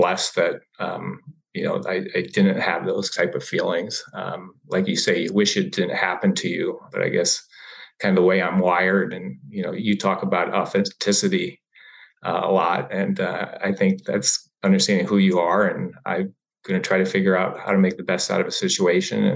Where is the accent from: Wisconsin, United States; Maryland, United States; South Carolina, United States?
Maryland, United States; growing up in Maryland